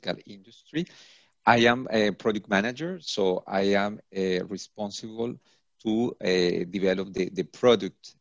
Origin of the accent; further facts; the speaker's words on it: Colombia; now in Paris, France; I am from Colombia